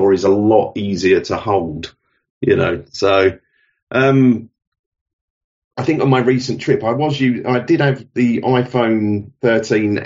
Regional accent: London, United Kingdom; moved away as an adult; now in King's Lynn, United Kingdom; But as you could probably tell, I wasn't born here. I was born in London originally, and we moved about 20 years ago now. So we moved out of London. I'm 55 now.

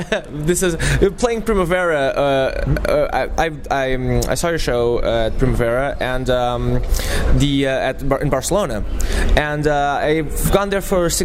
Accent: Lisbon, Portugal; now in Porto, Portugal; I'm from Lisbon

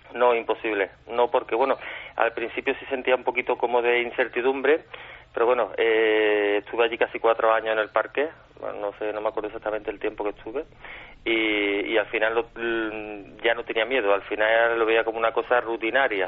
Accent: Córdoba, Andalusia, Spain; los que somos de Córdoba, en concreto yo y otro compañero mío

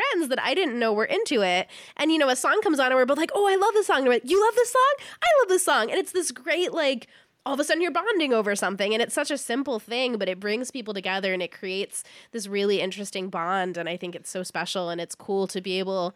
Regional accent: San Diego, California, United States; I grew up in San Diego

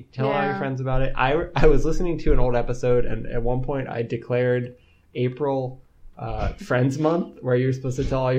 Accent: Pennsylvania, United States; we're from Pennsylvania

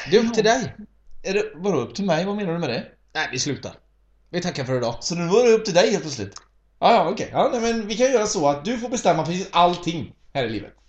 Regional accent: Sweden; Vi svenskar föds inte med någonting liknande.

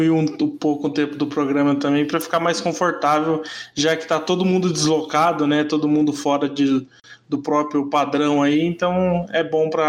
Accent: Brazil; É, como bom brasileiro, tem que estar um pouquinho atrasado

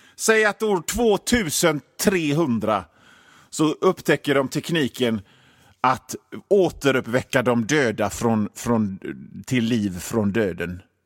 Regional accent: Gothenburg, Västra Götaland, Sweden; jag är från Göteborg

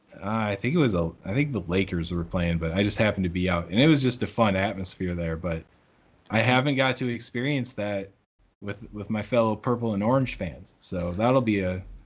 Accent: South Dakota, United States; I'm from South Dakota

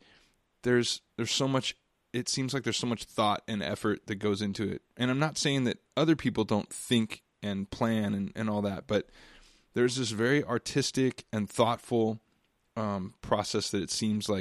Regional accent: Costa Mesa, California, United States; I grew up in Costa Mesa, like Costa Mesa, Newport Beach

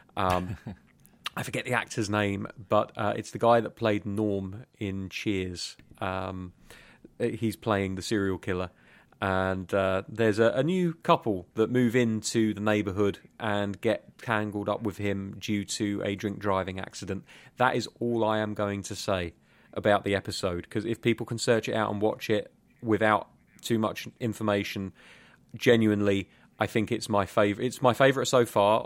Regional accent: England, United Kingdom; In England, we just tend to call ourselves British

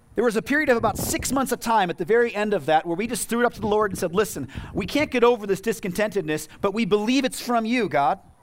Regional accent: United States; As American Christians

